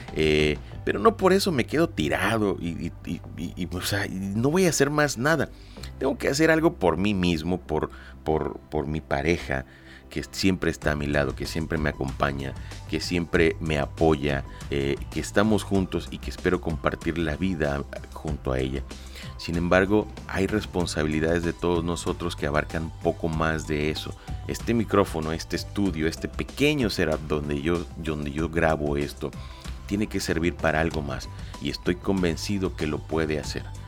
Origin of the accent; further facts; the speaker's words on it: Lerdo de Tejada, Veracruz, Mexico; yo soy nacido en Ciudad Lerdo de Tejada, Veracruz, en la República Mexicana